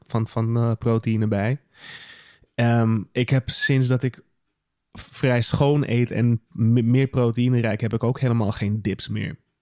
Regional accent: Netherlands; ik ben een Nederlander

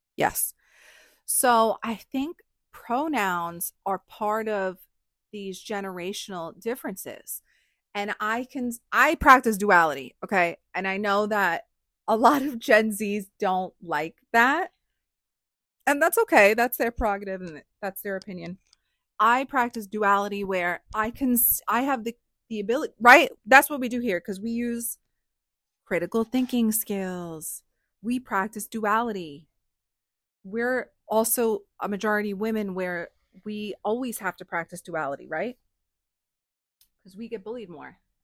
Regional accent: New York, United States; I'm from New York

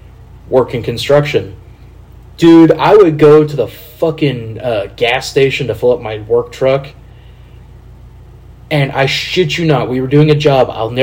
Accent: Kansas City, United States; we're from Kansas City

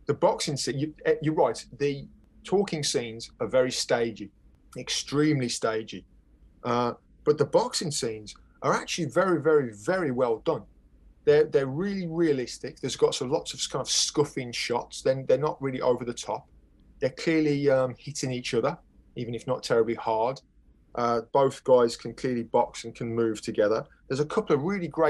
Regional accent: near Birmingham, West Midlands, United Kingdom; That's a city where I'm close to where I was brought up

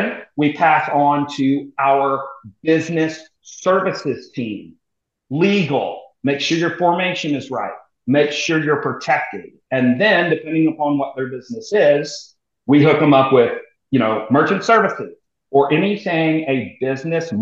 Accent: Missouri, United States; moved away as an adult; also born or lived in New York / Germany; now in Texas, United States; so I'm a military transplant to Texas. So I was from Missouri

